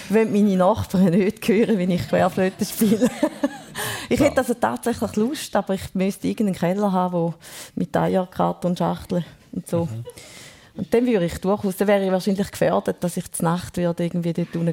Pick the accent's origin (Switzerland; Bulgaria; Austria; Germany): Switzerland; Thurgau; Ja, ich bin in einem Dorf in Thurgau aufgewachsen. Dazu mal, glaube ich, 900 Einwohner irgendwie.